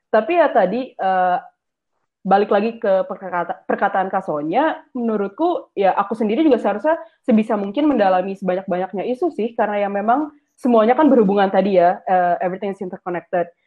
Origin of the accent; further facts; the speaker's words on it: Java, Indonesia; Misalnya aku orang Jawa yang beragama Islam, bertubuh sehat, dan tinggal di Indonesia